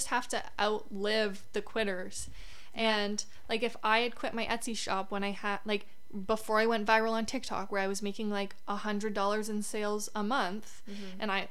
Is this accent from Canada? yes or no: yes; Canada; as a Canadian too